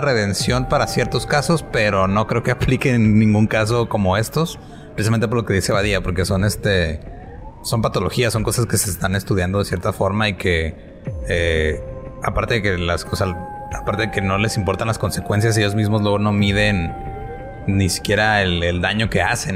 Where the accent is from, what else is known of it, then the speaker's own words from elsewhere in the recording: northern Mexico, Mexico; como decimos acá específicamente en el norte de México